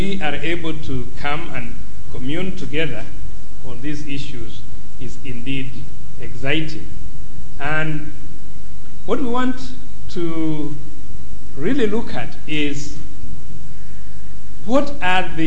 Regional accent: Kenya

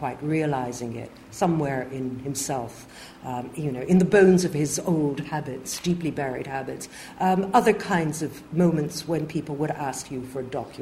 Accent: Montreal, Quebec, Canada; moved away; I grew up in Canada

